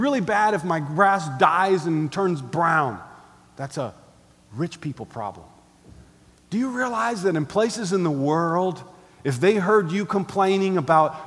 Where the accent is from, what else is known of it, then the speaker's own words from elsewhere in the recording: United States; we're Americans